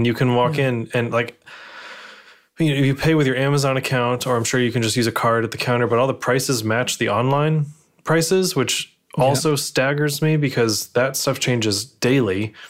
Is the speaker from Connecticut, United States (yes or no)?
yes; Connecticut, United States; moved away; in my hometown down in Connecticut